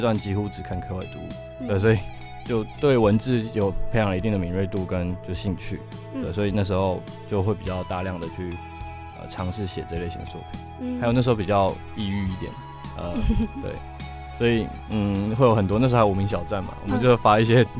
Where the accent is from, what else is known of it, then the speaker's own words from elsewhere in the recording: Taichung, Taiwan; moved away as an adult; now in Taipei, Taiwan; 因为我们都是台中人，就是我们台中乐团。然后我们是刚上台北的时候，其实超级迷茫的